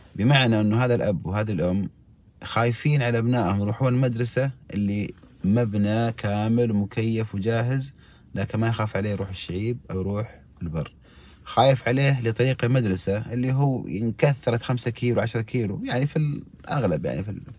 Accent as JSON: {"language": "Arabic", "country": "Saudi Arabia", "said": "عندنا في السعوديه"}